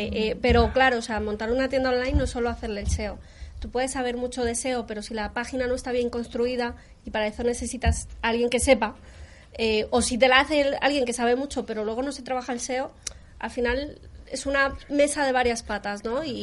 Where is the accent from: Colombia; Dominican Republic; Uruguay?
Colombia; now in Spain; yo soy colombiana, llevo 18 años viviendo en España, estoy muy españolizada